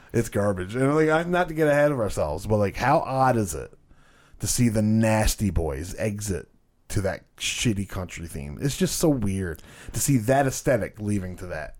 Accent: Canada

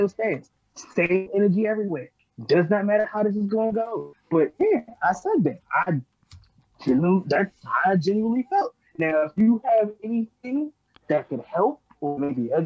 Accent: Baltimore, Maryland, United States; I'm from Baltimore.

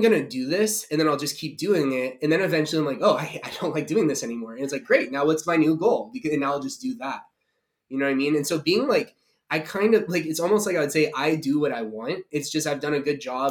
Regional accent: United States; I'm an American

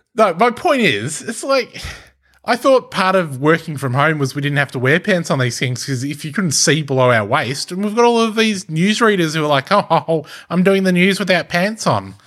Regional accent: Australia; accent: Australian; an Australian accent 'cause I am Australian

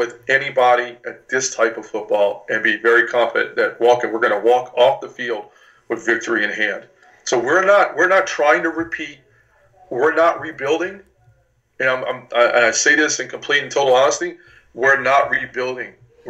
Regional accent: Ireland; I am a Corny at heart. I am Irish, so there you go.

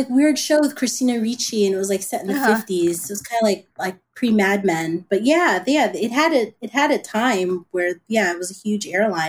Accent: New Jersey, United States; moved away as an adult; also born or lived in Brooklyn, New York; now in Los Angeles, United States; like, again, I'm from New Jersey.

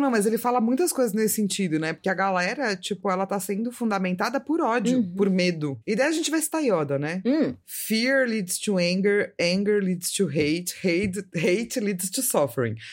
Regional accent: Brazil; a gente é brasileiro

